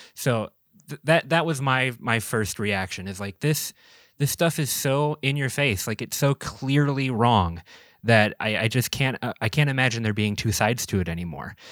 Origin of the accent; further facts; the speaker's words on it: Minneapolis, Minnesota, United States; now in Door County, United States; I'm from Minneapolis